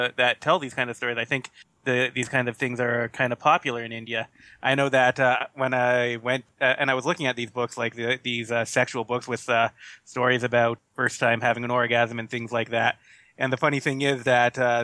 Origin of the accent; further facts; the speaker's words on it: Canada; we were raised in Canada